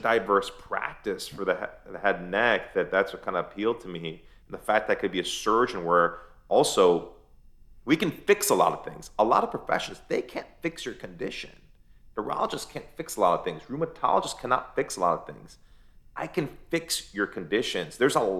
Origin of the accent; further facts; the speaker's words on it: United States; I'm Persian, man. I mean, I grew up in America, but I'm Persian, and there's an emptiness for me not going there.